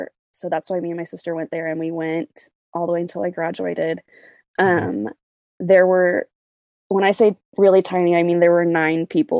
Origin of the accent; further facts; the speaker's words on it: Fort Worth, Texas, United States; I'm from Fort Worth, Texas, born and raised